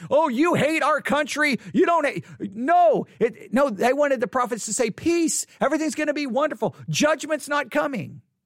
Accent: Buffalo Gap, Texas, United States; also born or lived in Abilene, Texas; Abilene is where I was born, but I grew up in Buffalo Gap

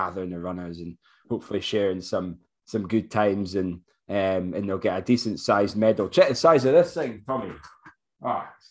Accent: Forres, Scotland, United Kingdom; Forres, which is my hometown.

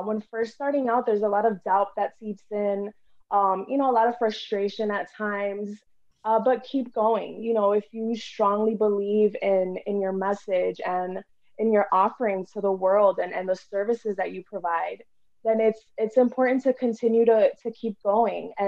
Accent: New York, United States; moved away as an adult; now in Florida, United States; I'm originally from New York

